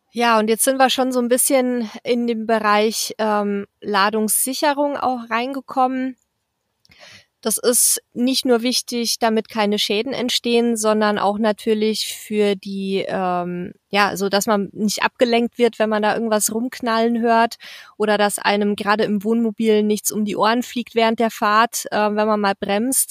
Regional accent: near Mertingen, Bavaria, Germany; aus dem bayerischen Mertingen, ganz nah meiner Heimat

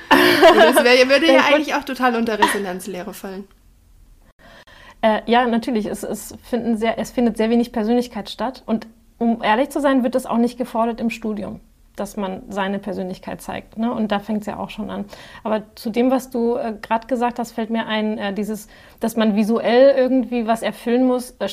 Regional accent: Spain; ich sage immer, ich bin Spanierin und neige zur Übertreibung.

